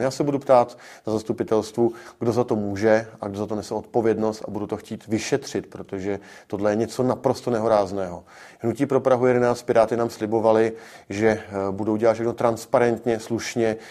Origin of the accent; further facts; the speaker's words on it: Czechia; náš národ, pro Čechy